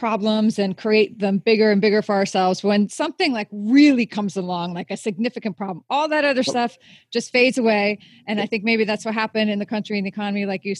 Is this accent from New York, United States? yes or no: yes; Orange County, New York, United States; I grew up in Orange County, New York